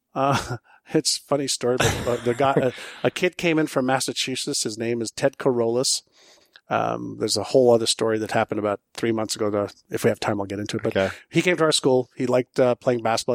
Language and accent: English; Montreal, Quebec, Canada; first language Hebrew; English is a second language; moved away as an adult; also born or lived in Israel / Toronto; when I was um, five, six, seven years old, I moved from Israel to Montreal. I mm. spoke Hebrew, but not English or French.